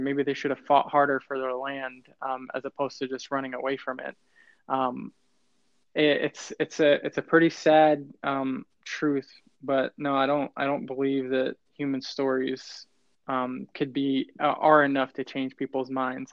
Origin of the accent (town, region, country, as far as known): United States